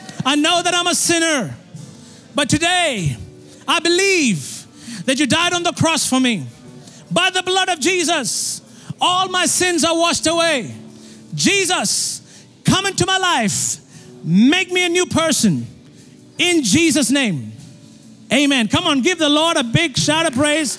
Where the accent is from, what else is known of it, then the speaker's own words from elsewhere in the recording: India; I'm from India. And we have 33 million gods in India.